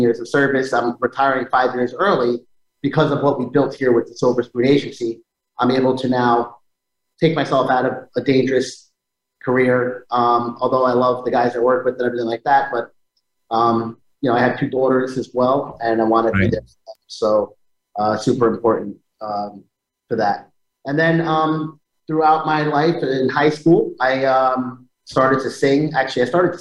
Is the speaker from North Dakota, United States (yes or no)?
no; Rockland County, New York, United States; I'm of Italian and Spanish descent, raised by my single mother. I have two sisters. And I was born here in New York, Rockland County, where I spent most of my life